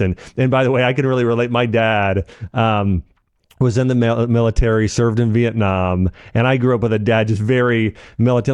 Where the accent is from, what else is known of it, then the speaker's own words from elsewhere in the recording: Ohio, United States; I grew up in Ohio and kind of a a small neighborhood